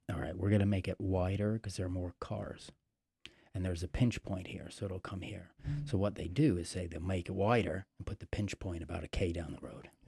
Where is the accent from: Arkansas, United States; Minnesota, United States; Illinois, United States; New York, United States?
New York, United States; now in England; I remember when I first moved to England, and so I came from New York.